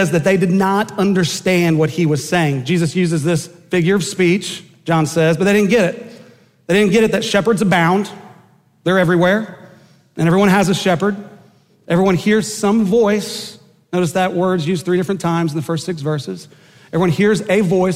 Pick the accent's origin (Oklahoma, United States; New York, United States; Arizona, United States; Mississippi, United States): Oklahoma, United States; Enid; growing up in Enid, Oklahoma